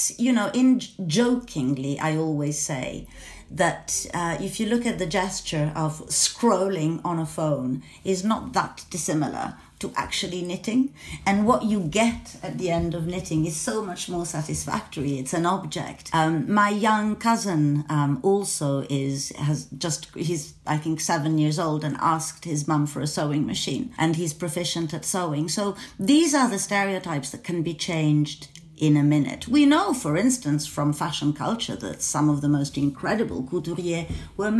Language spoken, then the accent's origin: English; Venice, Veneto, Italy; I'm from Venice, so I was, you know, I was sort of spoon-fed Burano lace with my milk